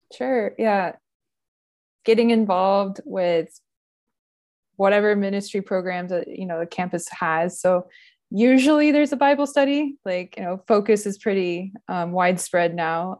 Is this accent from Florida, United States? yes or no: yes; Gainesville, Florida, United States; also born or lived in Ohio; I grew up in Gainesville, Florida